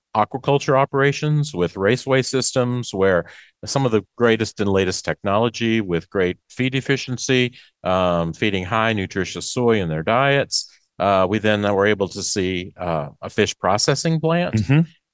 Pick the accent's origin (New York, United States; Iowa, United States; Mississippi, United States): Mississippi, United States; Macon; I'm from Macon, Mississippi, East Central. Farm soybeans, corn, cotton, cattle, and catfish.